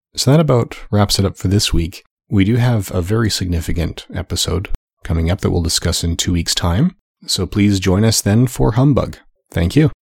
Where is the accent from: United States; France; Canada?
Canada; as a Canadian myself